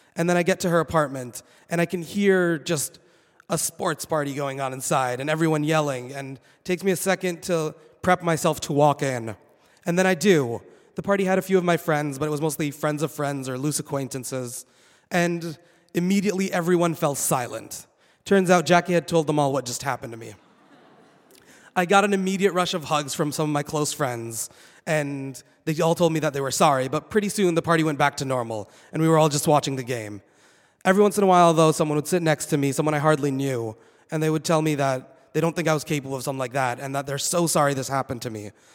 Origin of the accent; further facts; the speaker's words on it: Saudi Arabia; moved away as an adult; also born or lived in Boston, United States; now in United States; I was born and raised in Saudi Arabia